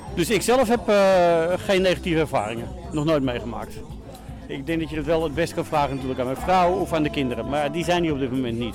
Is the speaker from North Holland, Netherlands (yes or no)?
yes; Amsterdam, North Holland, Netherlands; moved away; ik kom uit Amsterdam-West vandaan.